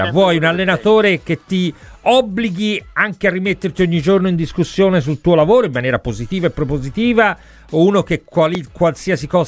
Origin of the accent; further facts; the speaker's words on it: Florence, Tuscany, Italy